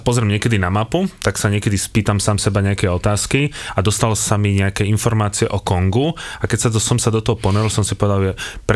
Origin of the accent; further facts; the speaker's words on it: Slovakia; odkiaľ som, že Slovakia